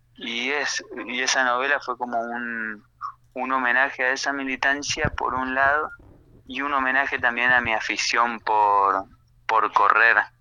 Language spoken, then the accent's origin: Spanish; Resistencia, Chaco, Argentina; moved away as an adult; now in Buenos Aires, Argentina; Yo soy chaqueño, nacido en Resistencia